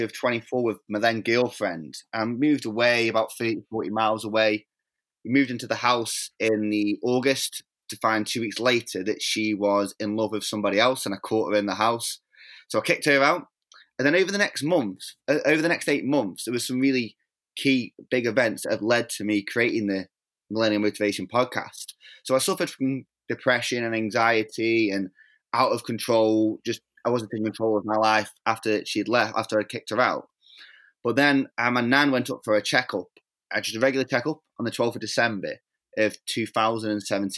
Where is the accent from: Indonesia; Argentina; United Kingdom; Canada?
United Kingdom; Stoke-on-Trent, West Midlands; I was born in England in a little city called Stoke-on-Trent.